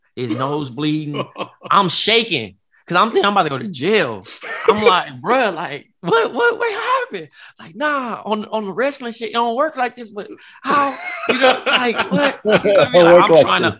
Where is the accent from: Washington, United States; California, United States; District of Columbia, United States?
California, United States; Compton; I grew up in Compton